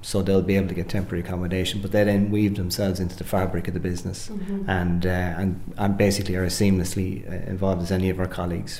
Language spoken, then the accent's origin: English; Carrick-on-Shannon, Connacht, Ireland; moved away as an adult; also born or lived in Dublin; Carrick is my hometown, mm-hmm. and I would have worked in Dublin for about 15, 20 years prior to having the opportunity to come back to Carrick and back to Cora back in 2007.